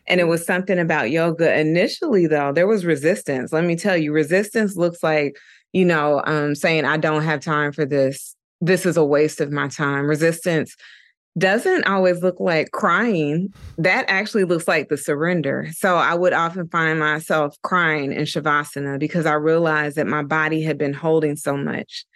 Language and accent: English; Dayton, Ohio, United States; moved away as an adult; also born or lived in Atlanta, Georgia; now in New York, United States; I'm originally from Dayton, Ohio, and I moved to Atlanta, Georgia when I was eighteen years old